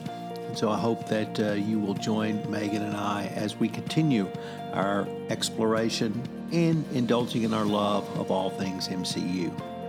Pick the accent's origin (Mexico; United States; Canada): Canada; I'm Canadian.